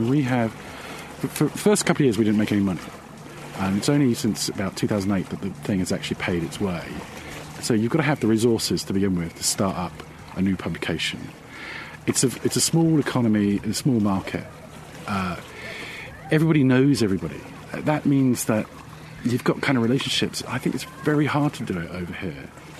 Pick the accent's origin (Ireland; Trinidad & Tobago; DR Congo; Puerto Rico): Ireland; now in United Kingdom; Because we're Irish, and everyone wants to go home in the end.